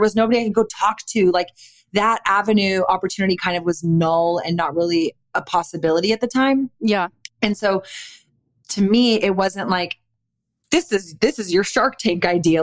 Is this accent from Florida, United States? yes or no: no; Austin, Texas, United States; I'm born and raised in Austin, Texas, never lived anywhere but Austin, Texas